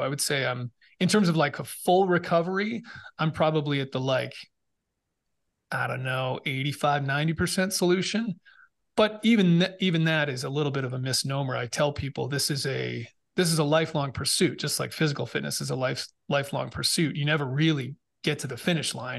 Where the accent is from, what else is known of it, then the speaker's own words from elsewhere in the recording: Massachusetts, United States; moved away as an adult; also born or lived in Boston / England; I grew up in Massachusetts